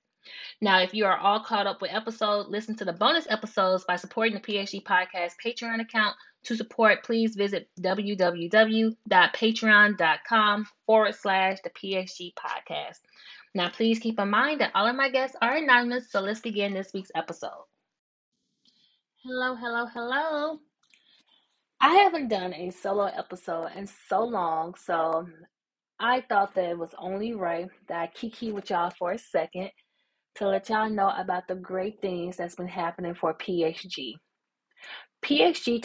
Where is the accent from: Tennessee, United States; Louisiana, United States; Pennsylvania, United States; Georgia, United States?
Tennessee, United States; Memphis; now in my hometown, Memphis